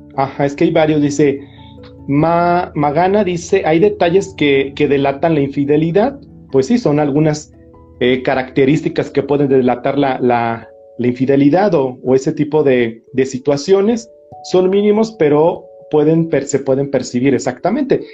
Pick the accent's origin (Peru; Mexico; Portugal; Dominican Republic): Mexico; la carga que traemos como cultura mexicana